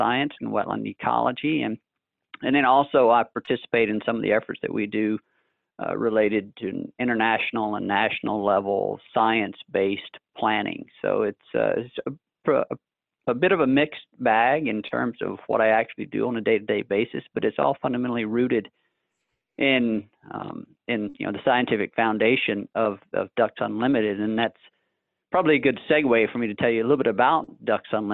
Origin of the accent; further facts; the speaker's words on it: North Mississippi, United States; moved away as an adult; also born or lived in Lafayette, Louisiana; now in Memphis, United States; I grew up in North Mississippi